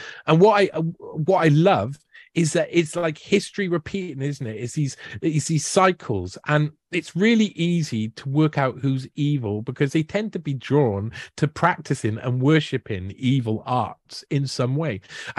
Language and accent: English; Wales, United Kingdom; I feel it being a Welshman. I feel Celtic.